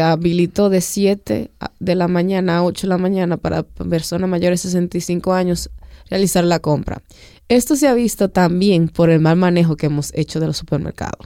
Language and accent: Spanish; Dominican Republic; como pueblo dominicano